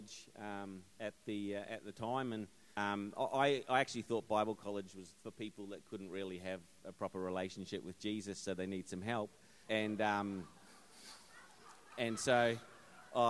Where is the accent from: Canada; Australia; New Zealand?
New Zealand; growing up in New Zealand, it was pretty normal. My life was pretty normal growing up in a rural community